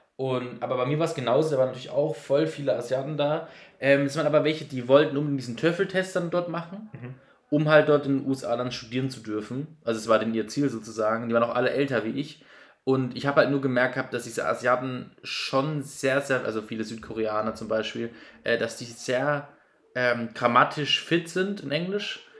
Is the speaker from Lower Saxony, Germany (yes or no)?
no; near Baden-Baden, Baden-Württemberg, Germany; ich komme aus in der Nähe von Baden-Baden